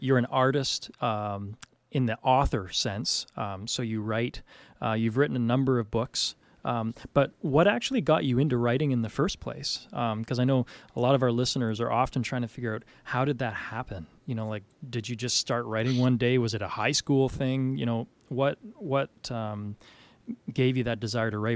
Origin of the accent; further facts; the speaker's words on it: Canada; I'm from Canada